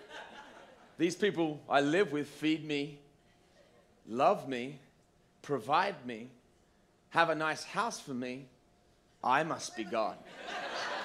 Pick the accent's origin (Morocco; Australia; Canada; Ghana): Australia; moved away; I'm from Australia